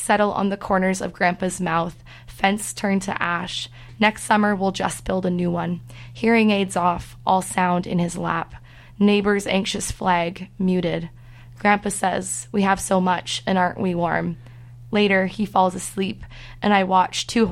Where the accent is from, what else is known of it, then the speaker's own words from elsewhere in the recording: Ottawa, Ontario, Canada; also born or lived in Vancouver, Canada / Saskatchewan, Canada; I was born in Vancouver, actually. I moved to Ottawa when I was 10. Spent I consider myself from there because I have the sharpest childhood memories from Ottawa